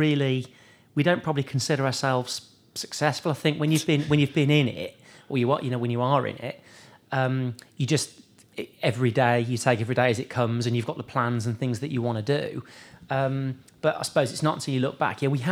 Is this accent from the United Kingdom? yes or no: yes; Birmingham, West Midlands, United Kingdom; Yeah, Birmingham, yeah. So yeah. I was born in Soldy Hill, lived in Birmingham my whole life.